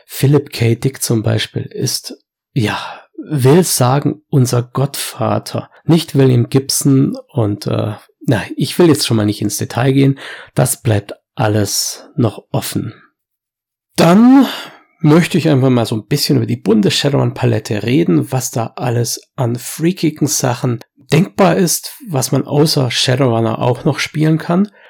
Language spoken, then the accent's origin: German; Swabia, Germany; bei uns im Schwabenland